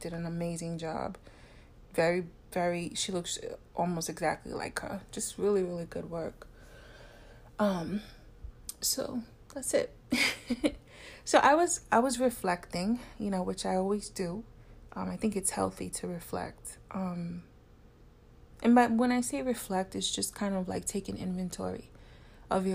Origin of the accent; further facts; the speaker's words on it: New York City, New York, United States; just New York City, in the tri-state area. And we all knew Wendy. You know, we grew up with Wendy on the radio